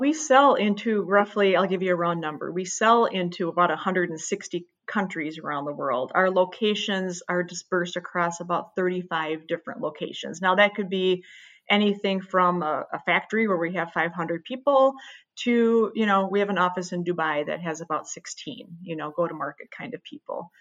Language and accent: English; Midwest, United States; I was born and raised in the Midwest